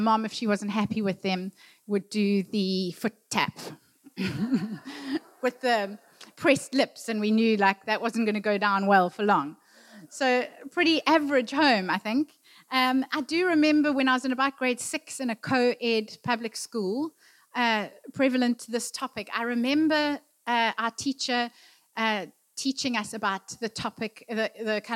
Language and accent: English; Durban, KwaZulu-Natal, South Africa; I grew up in Durban